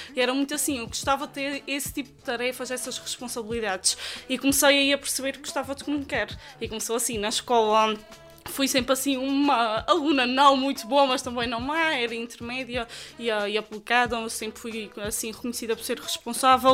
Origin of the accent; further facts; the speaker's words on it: Praia da Vitória, Azores, Portugal; nasci no Conselho da Praia da Vitória, mais concretamente na freguesia da Vila Nova, ali a terra do Espírito Santo, como se costuma dizer, e por isso mesmo acho que sempre fui muito influenciada pelas tradições da terra.